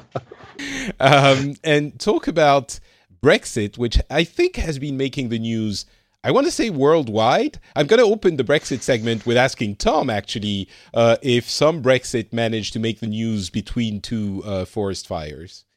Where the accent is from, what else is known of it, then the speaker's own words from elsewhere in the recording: France; now in Finland; But I'm originally from France